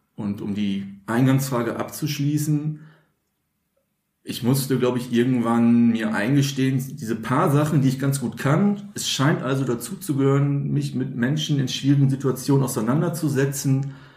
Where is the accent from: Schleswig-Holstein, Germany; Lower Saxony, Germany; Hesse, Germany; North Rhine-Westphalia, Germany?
North Rhine-Westphalia, Germany; Münster; in meinem Heimatort Münster, Nordrhein-Westfalen